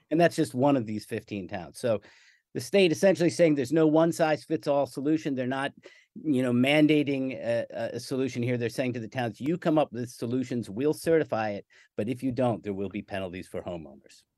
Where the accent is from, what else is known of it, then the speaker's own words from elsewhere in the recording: Philadelphia, Pennsylvania, United States; I grew up in Philadelphia